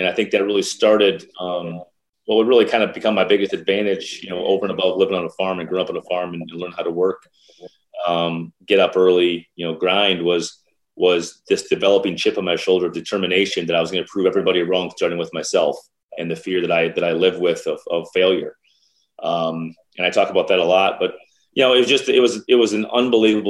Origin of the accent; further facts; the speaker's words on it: Mount Vernon, South Dakota, United States; moved away as an adult; also born or lived in Iowa City, Iowa; I think it was population 368 when I was growing up.